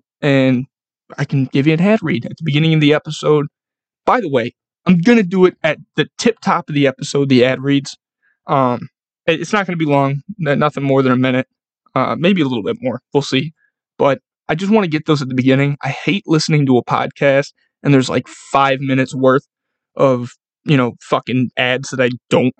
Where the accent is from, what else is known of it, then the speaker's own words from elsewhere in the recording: Buffalo, New York, United States; I'm from Buffalo